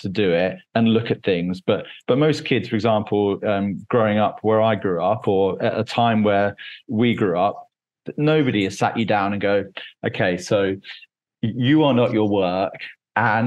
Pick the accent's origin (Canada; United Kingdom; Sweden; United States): United Kingdom; Cambridge, East of England; Cambridge in England